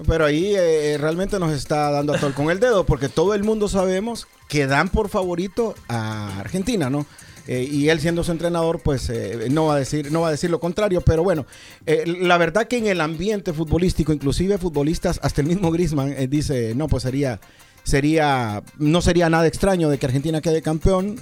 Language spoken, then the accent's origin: Spanish; Honduras; nosotros los, los centroamericanos, de los hondureños